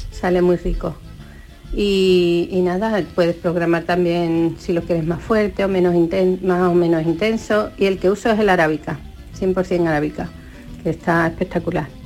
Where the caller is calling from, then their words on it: Almería, Andalusia, Spain; Buenos días … de Almería.